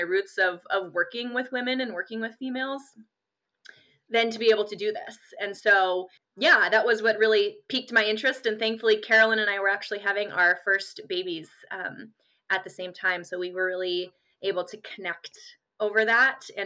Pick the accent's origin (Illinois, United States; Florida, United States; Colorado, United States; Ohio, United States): Colorado, United States; Colorado Springs; I grew up in Colorado Springs, Colorado, and really enjoyed getting to grow up there